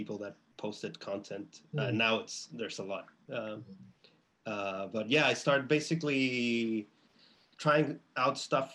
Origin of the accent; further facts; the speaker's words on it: Chile; now in Boston, United States; I'm from Chile